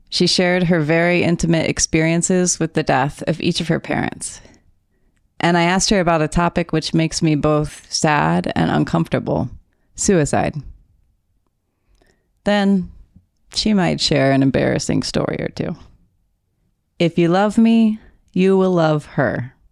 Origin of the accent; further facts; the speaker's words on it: Texas, United States; accent: Texas; my Texas accent